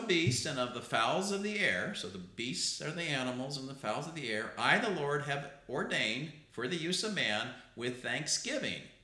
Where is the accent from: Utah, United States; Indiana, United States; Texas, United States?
Utah, United States; I'm from Utah